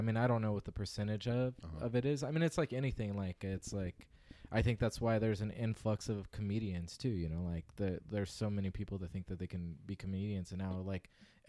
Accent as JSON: {"language": "English", "town": "Visalia", "region": "California", "country": "United States", "tie": "born or raised there"}